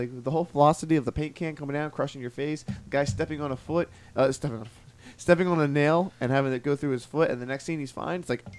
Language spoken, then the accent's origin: English; Philadelphia suburbs, Pennsylvania, United States; I'm originally like 10 minutes outside of Philly. So. Yeah. I just say Philly because it's easier.